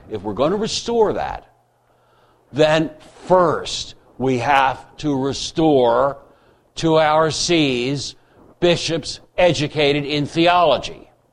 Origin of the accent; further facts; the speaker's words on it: United States; I'm an American.